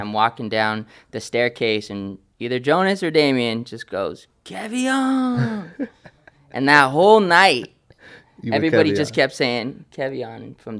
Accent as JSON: {"language": "English", "region": "California", "country": "United States", "tie": "born or raised there", "also_born_or_lived": "Oakland, California / Ohio", "said": "I feel like I was raised all over California. I was born in Oakland in 82."}